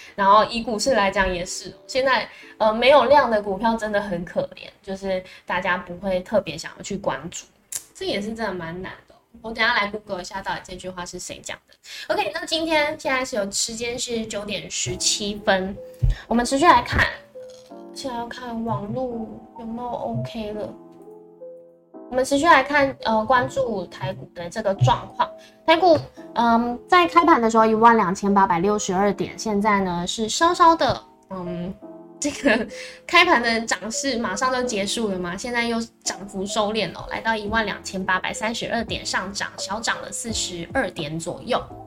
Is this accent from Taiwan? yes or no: yes; Taiwan; 我们台湾人